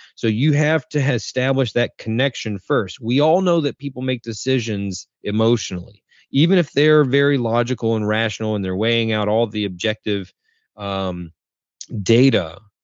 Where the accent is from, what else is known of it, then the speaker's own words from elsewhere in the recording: North Carolina, United States; I'm from North Carolina in the States